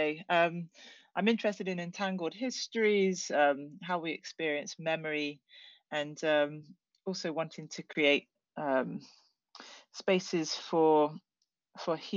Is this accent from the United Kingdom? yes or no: yes; Penzance, South West England, United Kingdom; moved away as an adult; I grew up here in Cornwall, mainly in Penzance